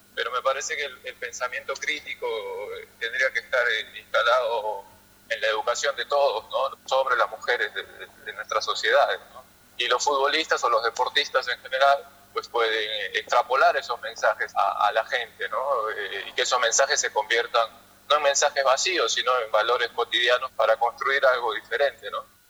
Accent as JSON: {"language": "Spanish", "country": "Peru", "said": "como peruanos"}